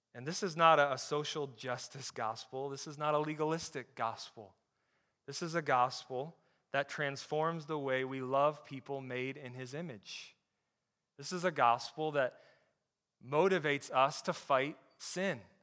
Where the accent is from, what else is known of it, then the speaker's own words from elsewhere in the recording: Flint, Michigan, United States; I grew up in Flint, Michigan